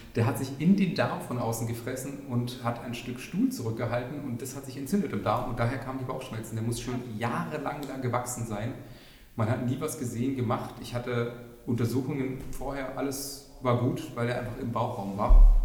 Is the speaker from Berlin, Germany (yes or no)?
yes; Berlin, Germany; also born or lived in Spandau, Berlin; Ich bin in Schöneberg wirklich noch geboren. Ich bin, also, man trifft selten echte Berliner, aber sogar echte Schöneberger.